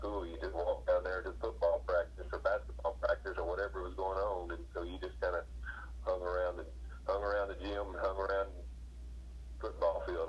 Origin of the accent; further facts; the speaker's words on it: Seminole, Texas, United States; I grew up in West Texas, out in Seminole, Texas